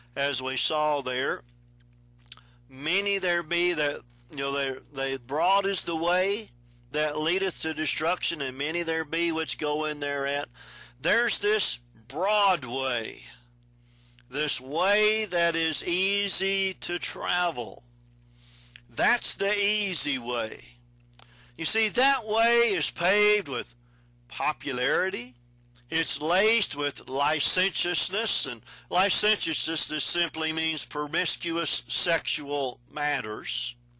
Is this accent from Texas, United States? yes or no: yes; Texas, United States; I'm from Texas. We traveled caliche roads